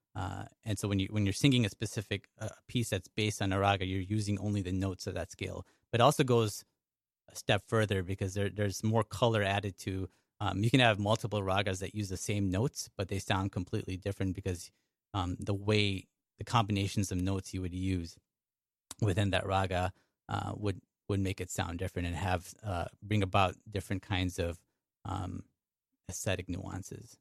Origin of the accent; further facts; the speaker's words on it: Chicago, Illinois, United States; first language English; moved away as an adult; now in New York, United States; I'm from Chicago